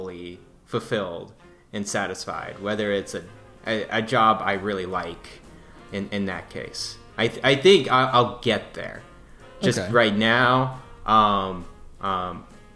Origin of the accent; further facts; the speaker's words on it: Dallas, Texas, United States; I'm from Dallas